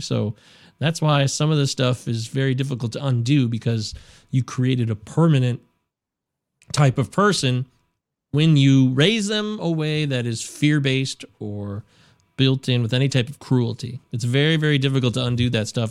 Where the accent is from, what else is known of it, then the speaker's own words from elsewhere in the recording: United States; as an American.